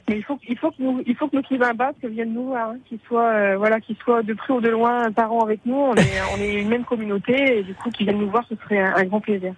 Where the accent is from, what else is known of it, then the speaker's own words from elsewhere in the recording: St. Pierre & Miquelon; also born or lived in Montreal; je suis née euh, un peu par hasard à Montréal, mais je suis issue de l'archipel de Saint-Pierre-et-Miquelon